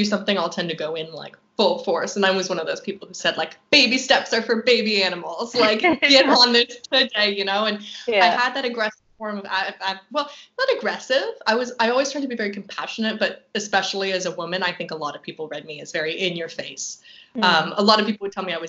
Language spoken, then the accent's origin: English; Halifax, Nova Scotia, Canada; now in Vancouver, Canada; I'm from the East Coast